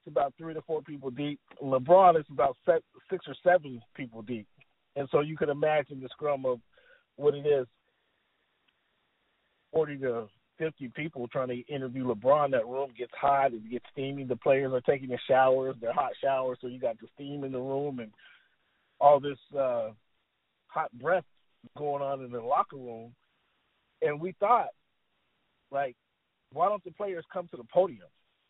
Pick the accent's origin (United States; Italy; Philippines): Italy; born there; I'm kind of a military brat, so we moved all around, but I was born in Italy.